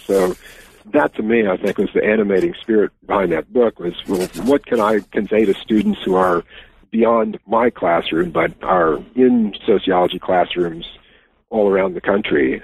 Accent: Wisconsin, United States; my home state

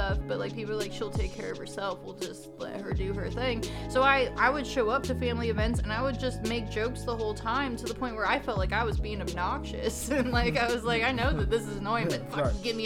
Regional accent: Northern California, United States; I grew up super conservative in Northern California

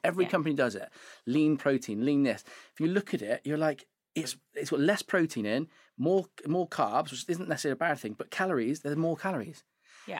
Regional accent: Devizes, South West England, United Kingdom; moved away as an adult; I'm from Wiltshire.

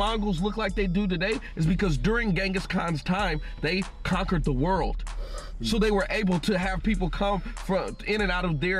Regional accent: United States; I'm an American.

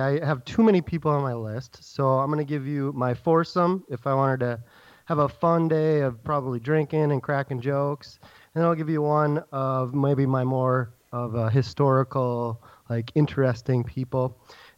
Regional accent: Green Bay, Wisconsin, United States; now in Minnesota, United States; originally born and raised in Green Bay, Wisconsin.

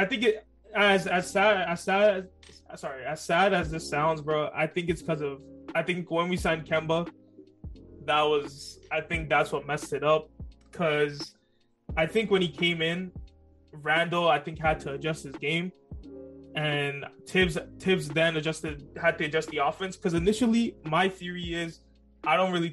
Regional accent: Toronto, Ontario, Canada; Born in Toronto

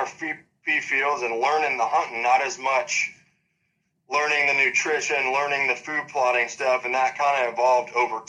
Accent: Monee, Illinois, United States; I'm actually from Moni, Illinois, yes.

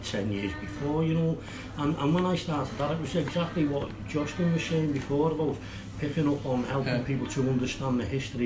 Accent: Kirkby, North West England, United Kingdom; accent: Scouse; also born or lived in Liverpool; I was from Kirby

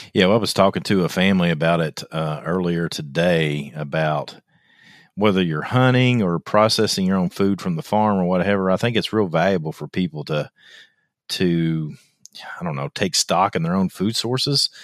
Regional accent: Kentucky, United States; I'm from Kentucky

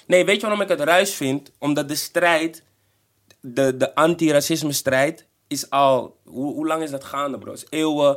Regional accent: Netherlands; Ik ben geboren in Nederland

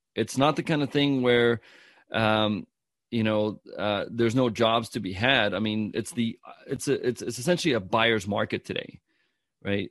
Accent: South Africa; I'm from South Africa

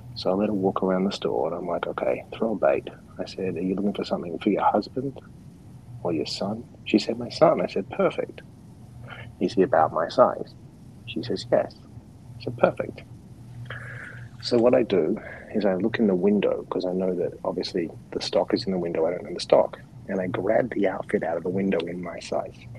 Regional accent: Perth, Western Australia, Australia; moved away; also born or lived in New York City; I was born in Perth, which is the most isolated capital city in the world

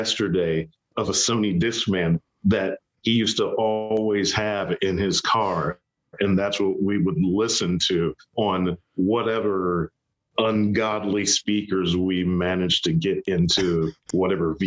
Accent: Columbus, Ohio, United States; moved away as an adult; also born or lived in New England; I grew up in Columbus, Ohio, and then moved to New England

